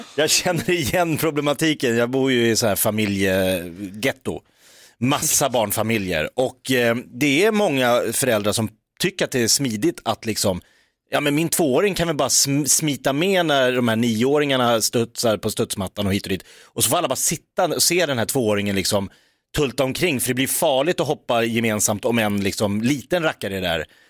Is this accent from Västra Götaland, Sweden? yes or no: no; Jakobsberg, Stockholm County, Sweden; jag är uppvuxen i Jakobsberg utanför Stockholm.